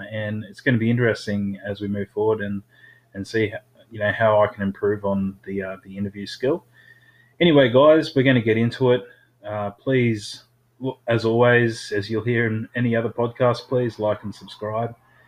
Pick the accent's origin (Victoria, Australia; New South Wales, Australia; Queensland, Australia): Queensland, Australia; Cairns; That's really cool because I did the same thing growing up in Cairns.